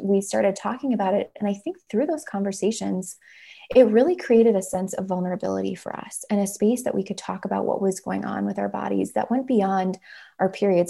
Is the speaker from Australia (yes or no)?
no; Minnesota, United States; We're from Minnesota